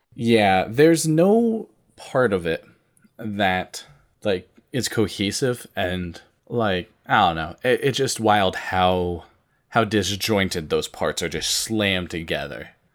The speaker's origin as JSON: {"language": "English", "region": "Vermont", "country": "United States", "tie": "born or raised there", "said": "I grew up in Vermont"}